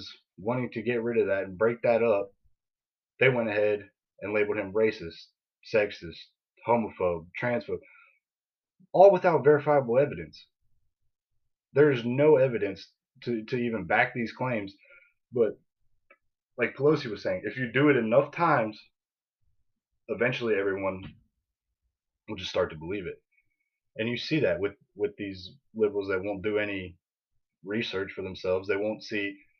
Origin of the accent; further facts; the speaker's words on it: United States; We're the American people